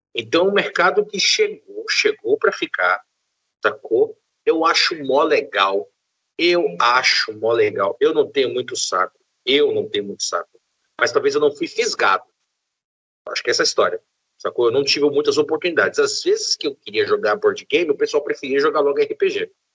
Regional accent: interior of Bahia, Brazil; Eu sou do interior da Bahia

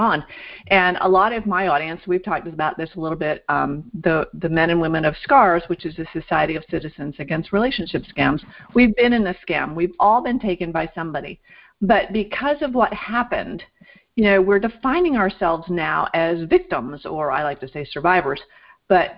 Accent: Vermont, United States; now in Florida, United States; When I grew up in Vermont

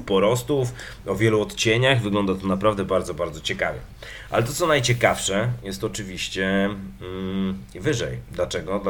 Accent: Legnica, Lower Silesian Voivodeship, Poland; z moimi ziomkami z mojej miejscowości, z której pochodzę, czyli z Legnicy

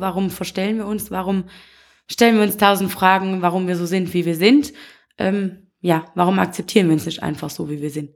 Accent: Wallonia, Belgium; hier so bei uns in Usbekien, hier kennt jeder jeden

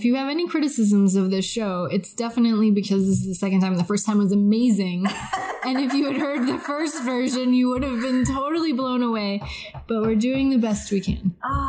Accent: Texas, United States; She moved to Texas when she was 12. And so I grew up in Texas, but I would go back to Fairhaven to visit when I was a kid.

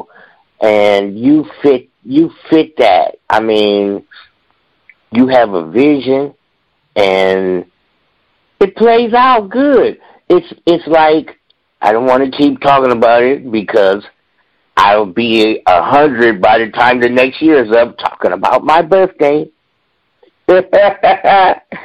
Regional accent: Bay Area, California, United States; Growing up in the Bay Area, we had our more popular radio stations

